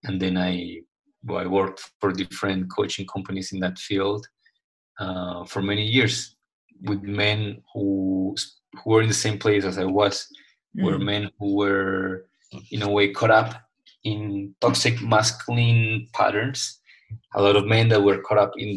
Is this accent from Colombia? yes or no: yes; Colombia; I was raised and I grew up in Colombia, South America